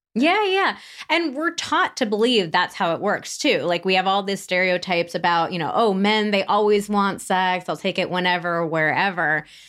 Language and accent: English; Santa Barbara, California, United States; moved away; also born or lived in San Francisco; I am thirty-nine and from Santa Barbara, California, which we just moved back to last year